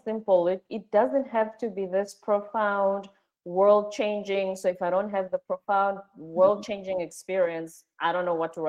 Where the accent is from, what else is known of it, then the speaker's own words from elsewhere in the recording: South Africa; now in United States; I'm South African